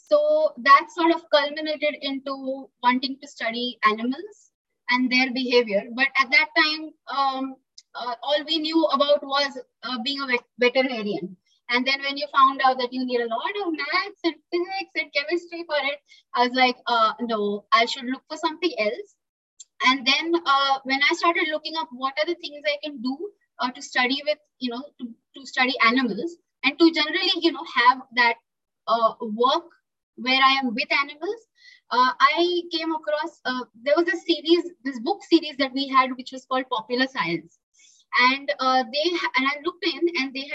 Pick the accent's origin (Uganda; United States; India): India; Pune, Maharashtra; moved away as an adult; now in Goa, India; I am in Goa, uh, I am originally from uh, well India, the country, and uh, my state is Maharashtra, and I'm I was born in Pune, a city from Maharashtra. But lately, I have shifted to Goa uh, because I joined uh, uh, a zoo over here.